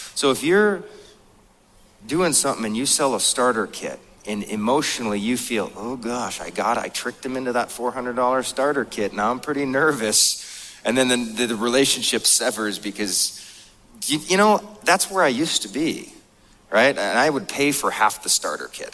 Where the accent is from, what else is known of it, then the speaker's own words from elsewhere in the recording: North Dakota, United States; moved away; I grew up in this mobile home, and I grew up in North Dakota